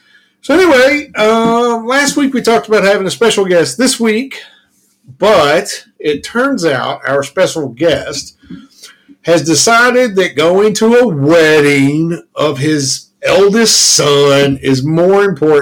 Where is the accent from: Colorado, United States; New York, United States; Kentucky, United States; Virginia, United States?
Kentucky, United States; You know, we are from Kentucky